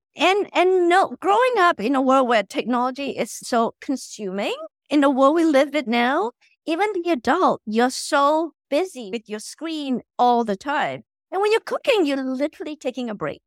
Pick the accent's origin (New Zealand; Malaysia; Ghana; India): Malaysia; moved away as an adult; now in United States; I'm originally from Malaysia